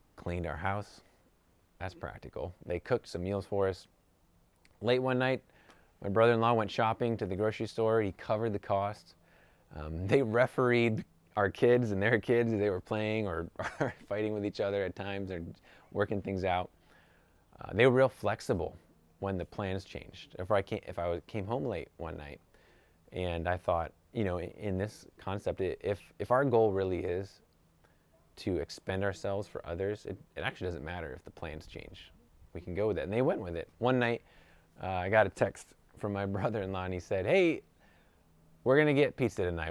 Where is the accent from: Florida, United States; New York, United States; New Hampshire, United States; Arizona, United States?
New York, United States; now in California, United States; I'm from New York